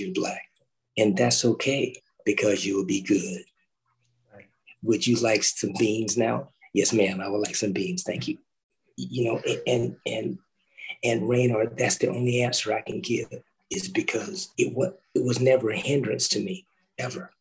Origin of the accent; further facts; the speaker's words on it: the South, United States; I grew up in the South